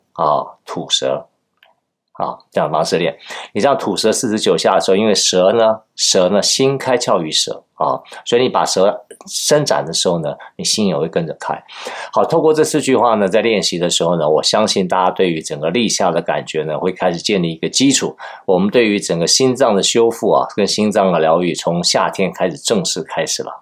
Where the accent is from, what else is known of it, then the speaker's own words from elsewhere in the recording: Taiwan; 我们台湾人叫这个小 小鲜肉啊